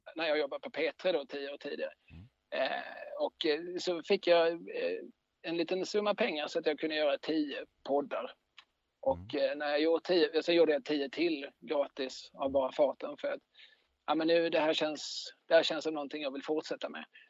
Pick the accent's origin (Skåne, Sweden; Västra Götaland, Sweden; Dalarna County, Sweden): Skåne, Sweden; Eslöv; moved away as an adult; also born or lived in Lund; now in Malmö, Sweden; sen bodde jag i Eslöv tills jag tog studenten